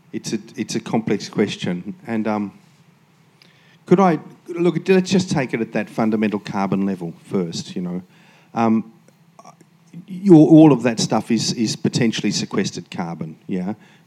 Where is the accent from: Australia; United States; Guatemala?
Australia; Queensland; So as a Queenslander, if you could extend that law from just fish farms to all waste